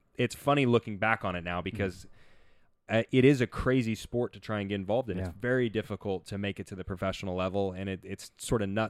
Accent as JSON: {"language": "English", "town": "Nashville", "region": "Tennessee", "country": "United States", "tie": "born or raised there", "said": "I grew up in Nashville, Tennessee"}